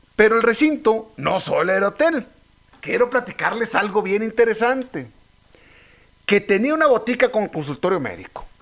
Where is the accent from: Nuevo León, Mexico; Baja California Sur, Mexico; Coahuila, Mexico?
Coahuila, Mexico; Saltillo; yo yo soy de Saltillo